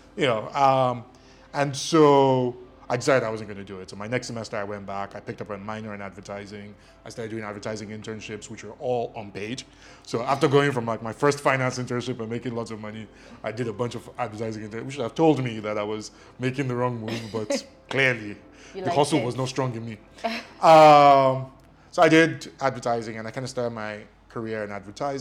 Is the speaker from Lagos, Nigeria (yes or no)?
yes; Lagos, Nigeria; first language Ijesha; English is a second language; also born or lived in Ilesha, Osun State / Kwara State; So I grew up in Lagos. I grew up in Surulere. My first 3 years were in Ilesha